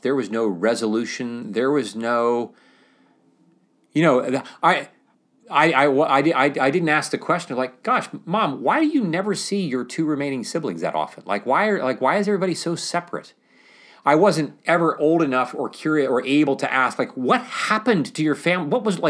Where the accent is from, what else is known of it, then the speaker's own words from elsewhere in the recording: Mount Pleasant, Ohio, United States; We depend upon telling a story in which I'm just living my life here, growing up in Mount Pleasant, Ohio